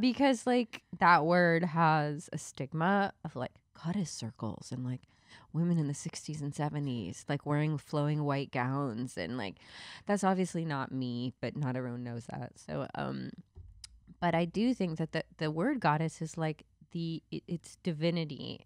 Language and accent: English; the Bible Belt, the South, United States; I grew up in the Bible Belt